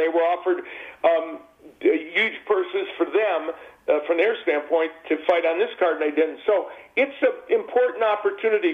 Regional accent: Chicago, Illinois, United States; I grew up in the South Side of Chicago. I grew up 15 minutes from Comiskey Park

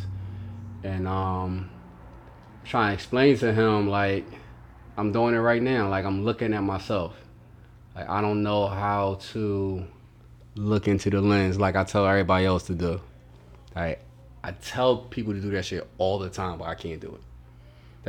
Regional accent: Philadelphia, Pennsylvania, United States; moved away as an adult; now in Atlanta, United States; I'm from South Philly

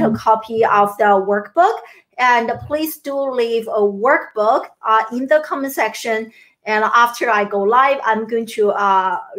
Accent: China; moved away as an adult; also born or lived in Syracuse, United States / Maryland, United States; now in United States; I grew up in China, and I came to the US in my early 20s to pursue my American dream

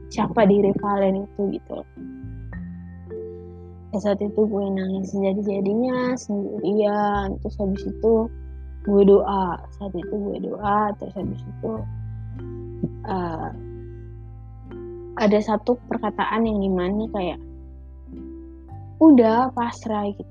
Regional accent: Medan, North Sumatra, Indonesia; now in Jakarta, Indonesia; sebelum nyokap gue ke Jakarta gue kan anak rantau dari Medan gitu

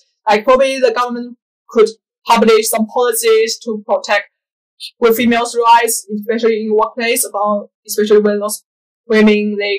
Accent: China; moved away as an adult; also born or lived in United Kingdom; now in Africa; I'm from China and I study in the UK. And now I'm working here in Africa.

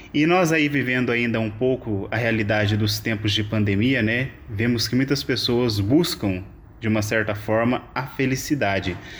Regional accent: Brazil; now in Évora, Portugal; eu sou brasileiro

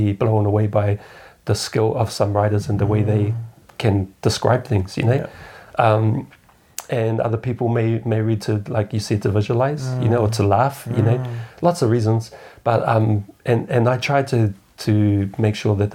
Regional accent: New Zealand; being a Kiwi

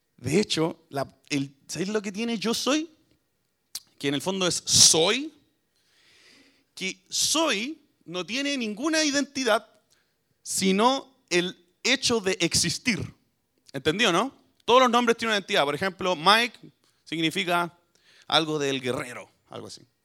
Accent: Chile

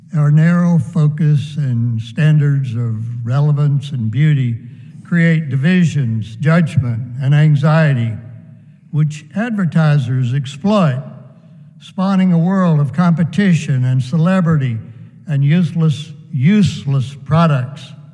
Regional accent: United States; I am connected to my brothers and sisters in rural America where I grew up

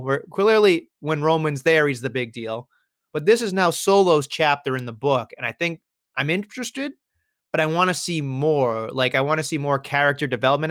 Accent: United States; us stupid Americans

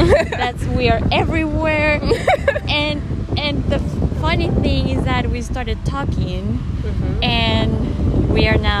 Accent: Venezuela; also born or lived in Cincinnati, Ohio, United States; now in United States; But I grew and raised there. In Venezuela? In Venezuela, yeah.

